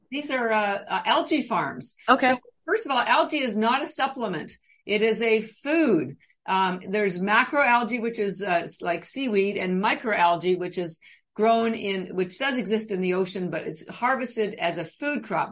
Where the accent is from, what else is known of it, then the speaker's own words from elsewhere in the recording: Canada; now in Boston, United States; I'm actually Canadian I've lived in Boston for about 30 years